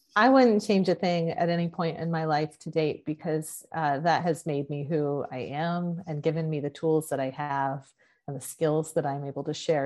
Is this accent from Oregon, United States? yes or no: yes; Oregon, United States; moved away; also born or lived in Texas; my home state of Oregon and I was still living in Texas